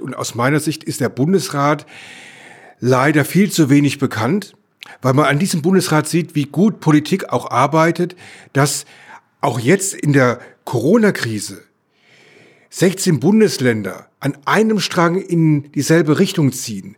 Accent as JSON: {"language": "German", "area": "Electoral Palatinate", "region": "Baden-Württemberg", "country": "Germany", "tie": "born or raised there", "said": "in meiner Heimat, ich komme aus der Kurpfalz"}